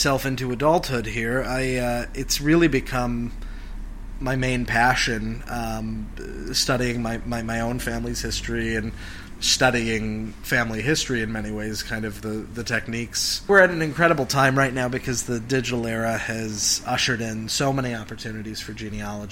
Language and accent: English; Cleveland, Ohio, United States; I was an only child growing up in Cleveland